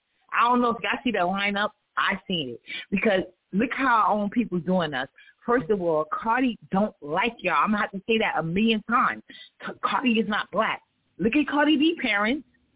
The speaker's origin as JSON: {"language": "English", "town": "New York City", "region": "New York", "country": "United States", "tie": "born or raised there", "said": "And I'm from New York City, born and raised in Spanish Harlem."}